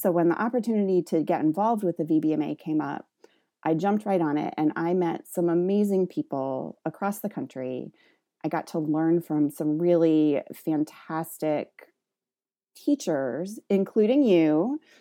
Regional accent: the Midwest, Ohio, United States; moved away as an adult; also born or lived in Western Massachusetts; so I'm from the Midwest. I finished high school in Ohio.

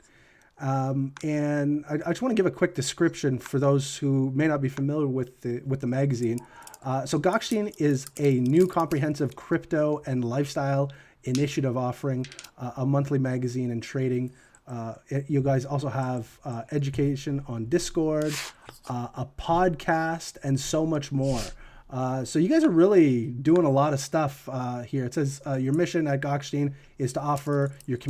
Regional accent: Canada; I'm from Canada myself.

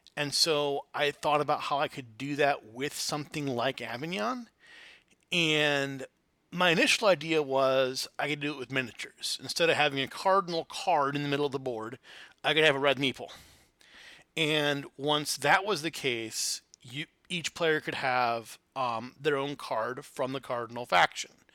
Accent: Flint, Michigan, United States; I grew up in Flint, Michigan

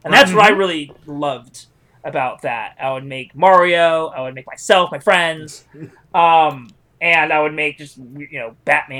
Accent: Modesto, California, United States; I come from Modesto, so that's actually like right back. It's like the asshole of California

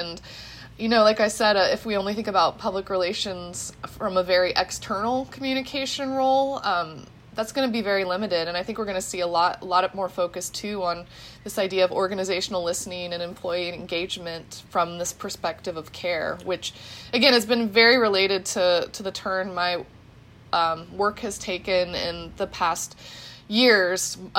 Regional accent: Midwest, United States; now in Pennsylvania, United States; we're all Midwestern millennial, researchers and professors. So we're all transplants from the Midwest into Pennsylvania.

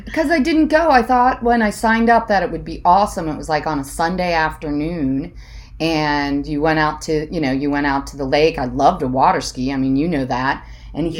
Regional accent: Hudson, Ohio, United States; I grew up in Hudson, Ohio.

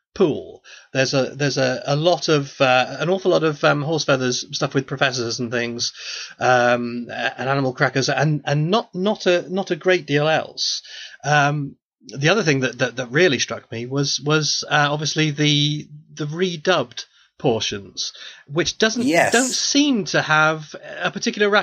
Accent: United Kingdom; I'm British

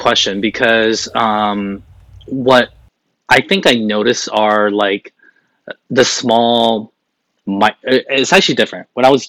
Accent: South Korea; I didn't look like I came from Korea.

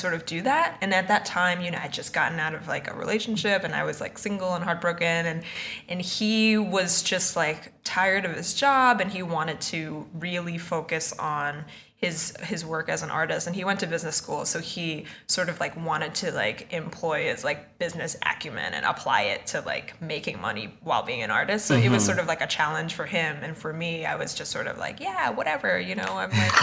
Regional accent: Boston, Massachusetts, United States; now in New York, United States; I'm from Boston, and I currently live in New York.

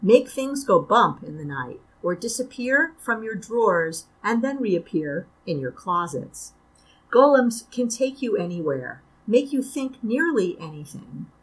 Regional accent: New York City, New York, United States; moved away as an adult; now in Syracuse, United States; I'm from Brooklyn, represent. And I grew up in Brooklyn.

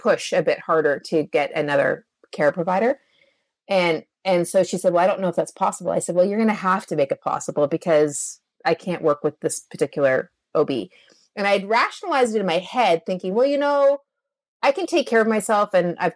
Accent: Canada; I'm a Canadian.

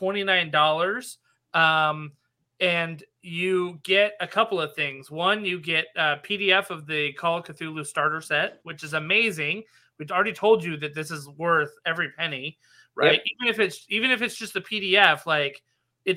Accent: Nevada, United States; I'm from Nevada, by the way, and the Old West is kind of in my bones.

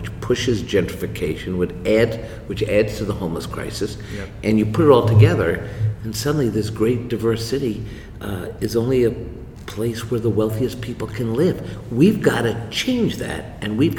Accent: New York City, New York, United States; I'm a born and raised New Yorker. I went to public school here. I grew up in Washington Heights

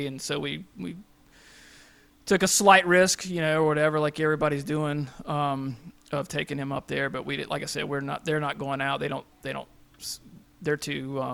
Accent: Kings Mountain, North Carolina, United States; moved away; I'm from North Carolina originally, a little town called Kings Mountain right outside Charlotte, right off 85

